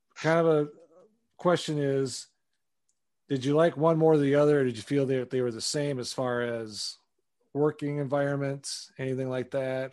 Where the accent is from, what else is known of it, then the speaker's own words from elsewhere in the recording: Wisconsin, United States; I'm from Wisconsin originally, so I grew up there in the '80s